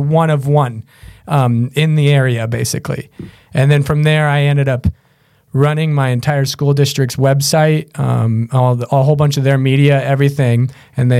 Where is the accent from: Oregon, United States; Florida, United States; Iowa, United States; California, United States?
Iowa, United States; Grimes; also born or lived in Des Moines, Iowa; I grew up in Grimes, and then my dad's worked at Drake University for over 40 years now. So I grew up on the Drake campus